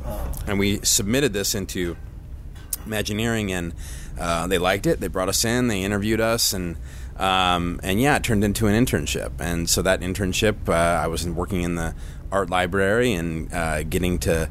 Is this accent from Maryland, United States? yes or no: no; Southern California, United States; I grew up in Southern California